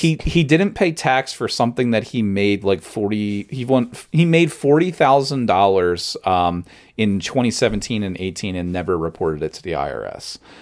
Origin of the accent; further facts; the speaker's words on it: Long Branch, New Jersey, United States; growing up in Long Branch